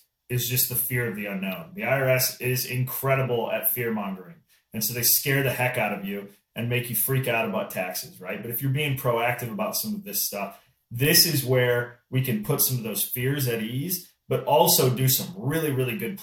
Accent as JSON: {"language": "English", "region": "Midwest", "country": "United States", "said": "I'm from the Midwest, so farming is a big piece out here."}